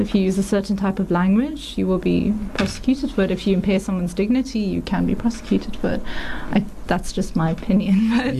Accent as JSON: {"language": "English", "country": "South Africa", "also_born_or_lived": "Aberdeen, Scotland", "said": "I have to admit, I was very proud to be South African."}